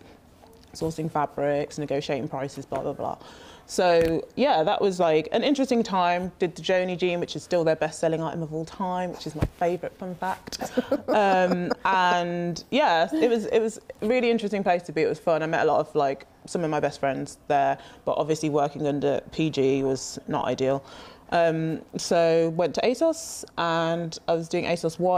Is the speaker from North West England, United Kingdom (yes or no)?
no; Birmingham, West Midlands, United Kingdom; moved away; also born or lived in Lagos, Nigeria / London; I was born in Lagos, excuse me. I grew up in Birmingham